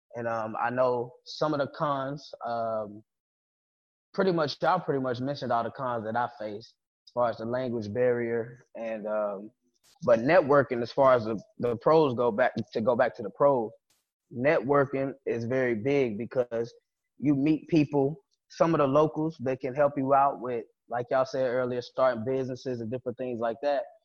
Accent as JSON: {"language": "English", "country": "United States", "moved": "yes", "said": "I'm American. My grandfather American. My great grandfather American."}